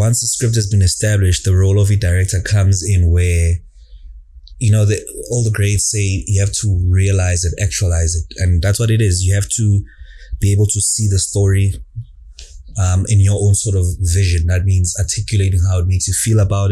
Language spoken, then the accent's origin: English; Johannesburg, Gauteng, South Africa; I grew up in Jozi. I spent quite a few formative years of Impilo Yam in Alex